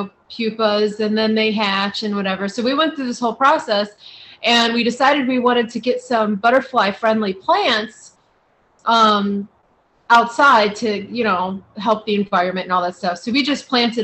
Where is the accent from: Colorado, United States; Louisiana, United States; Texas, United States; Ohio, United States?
Ohio, United States; moved away; we live in the desert and I grew up in Ohio